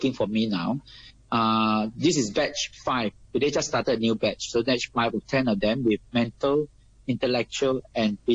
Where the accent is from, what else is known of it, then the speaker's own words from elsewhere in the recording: Singapore; moved away as an adult; now in Hong Kong; I'm a Singaporean